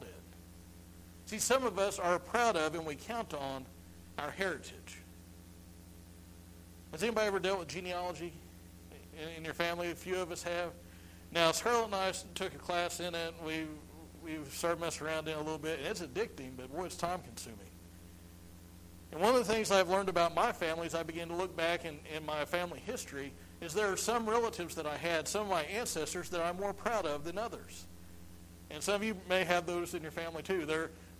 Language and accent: English; United States